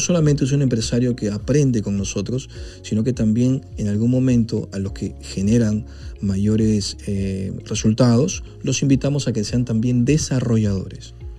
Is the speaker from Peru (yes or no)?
yes; Peru